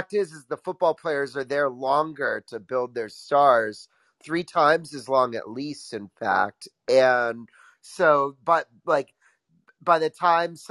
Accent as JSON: {"language": "English", "area": "outside of Hartford", "region": "Connecticut", "country": "United States", "tie": "born or raised there", "said": "I grew up like outside of Hartford"}